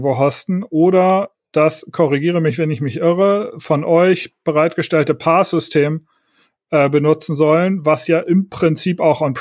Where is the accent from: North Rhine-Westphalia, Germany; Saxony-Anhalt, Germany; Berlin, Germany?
Berlin, Germany; Das ist total ungewohnt als Berliner